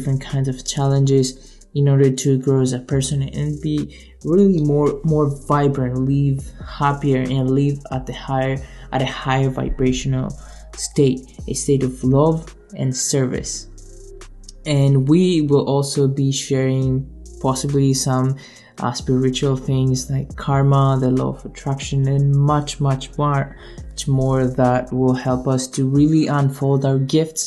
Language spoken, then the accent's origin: English; Greece; now in Canada; I was born and raised in Greece and I moved to Canada in 2014